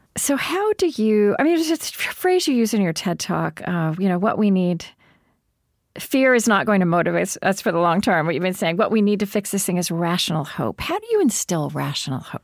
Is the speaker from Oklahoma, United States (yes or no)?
yes; Oklahoma, United States; I grew up in Oklahoma